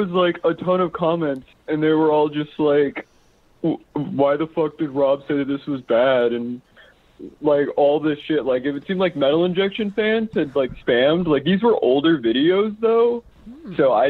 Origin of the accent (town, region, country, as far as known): Dallas, Texas, United States